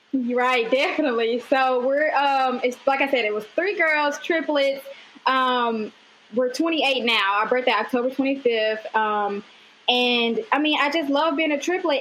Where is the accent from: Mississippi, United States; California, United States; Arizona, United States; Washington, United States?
Mississippi, United States; I'm originally from Mississippi